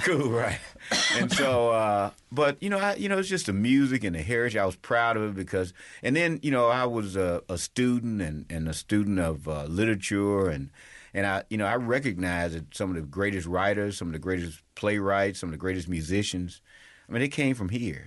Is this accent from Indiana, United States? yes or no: no; Mississippi, United States; I loved home